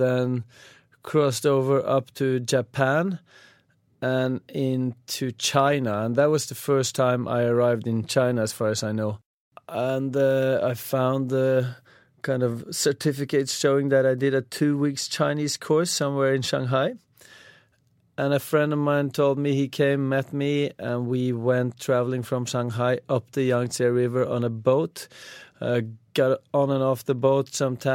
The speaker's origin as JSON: {"language": "English", "region": "Oslo", "country": "Norway", "tie": "born or raised there", "said": "I was born in Norway, Oslo to be very specific"}